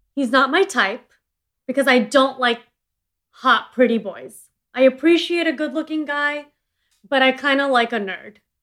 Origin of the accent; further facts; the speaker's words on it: India; I'm an Indian entrepreneur